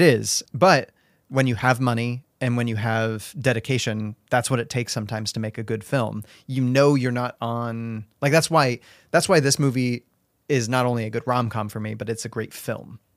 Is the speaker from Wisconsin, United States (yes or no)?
no; Spokane, Washington, United States; I grew up in Spokane